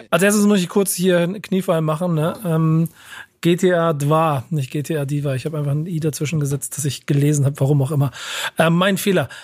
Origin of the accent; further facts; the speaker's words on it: Hamburg, Germany; in Hamburg geboren und äh, auch Familienbaumstamm äh, entsprechend ähm, hamburgerisch.